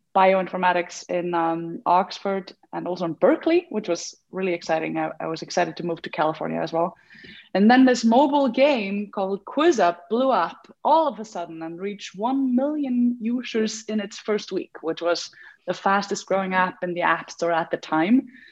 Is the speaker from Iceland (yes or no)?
yes; Iceland; I came back home and uh, to Iceland. I'm from Iceland